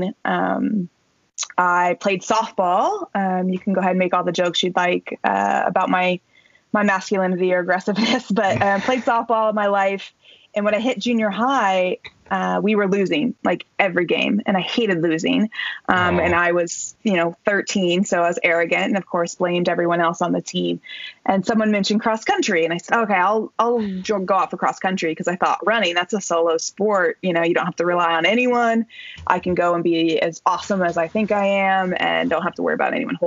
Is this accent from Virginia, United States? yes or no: no; Alexander, Illinois, United States; moved away; Alexander, Illinois is a town of about 200 people. I am related to half of them, and I have probably dated the other half. and I actually grew up like on a dirt road outside of town.